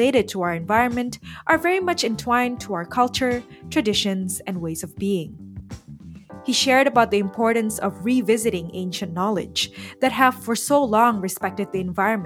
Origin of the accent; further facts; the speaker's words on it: Jakarta, Indonesia; now in Melbourne, Australia; originally from Jakarta, Indonesia, and now based in Melbourne, Australia.